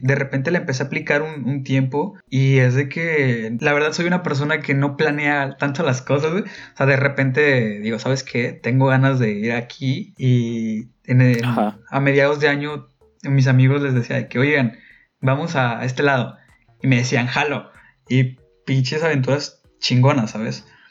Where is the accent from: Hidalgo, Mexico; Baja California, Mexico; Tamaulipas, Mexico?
Tamaulipas, Mexico; Ciudad Victoria